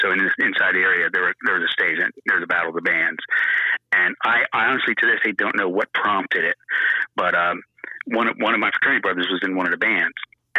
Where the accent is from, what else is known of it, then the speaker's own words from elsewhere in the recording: New Jersey, United States; yeah, and I'm from Jersey.